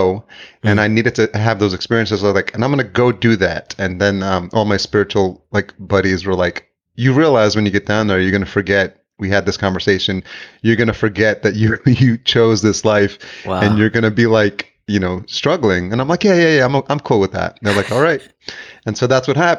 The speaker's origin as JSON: {"language": "English", "town": "New York City", "region": "New York", "country": "United States", "tie": "born or raised there", "also_born_or_lived": "El Salvador", "said": "I'm Salvadorian, so I was born in El Salvador, but raised in New York"}